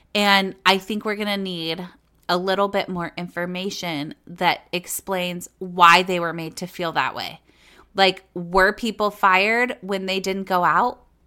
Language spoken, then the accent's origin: English; California, United States; moved away as an adult; now in Minnesota, United States; I'm actually technically born and bred in California